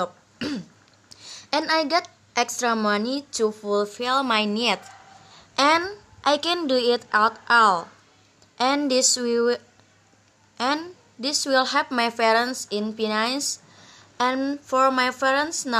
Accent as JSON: {"language": "English", "town": "Sampit", "region": "Central Kalimantan", "country": "Indonesia", "moved": "as an adult", "lives_now": "Banjarmasin, Indonesia", "said": "I'm from Sampit."}